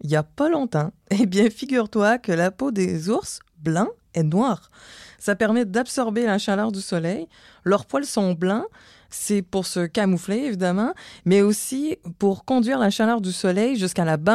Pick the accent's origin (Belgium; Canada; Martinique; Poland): Canada; Montreal, Quebec; je viens de Montréal.